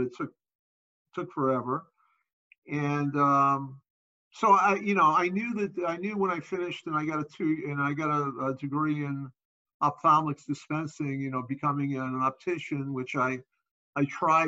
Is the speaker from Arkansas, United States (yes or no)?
no; New York City, New York, United States; I grew up in Brooklyn in the 60s